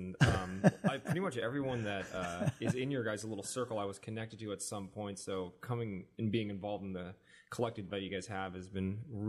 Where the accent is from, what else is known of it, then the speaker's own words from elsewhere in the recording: South Korea; So explaining to people that I was like half Japanese, but I'm from Korea and I'm actually Korean, was really confusing to people. So eventually I just started not saying anything about my adoption.